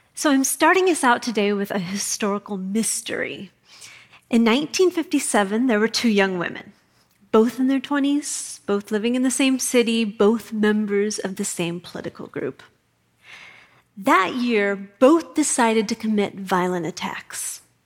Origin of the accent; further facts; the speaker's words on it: Kootenai County, Idaho, United States; moved away as an adult; also born or lived in New York City; I grew up in Kootenai County, Idaho